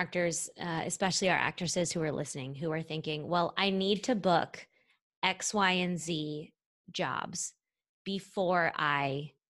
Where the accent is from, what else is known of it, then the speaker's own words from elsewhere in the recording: St. Louis, Missouri, United States; moved away; we're both from St. Louis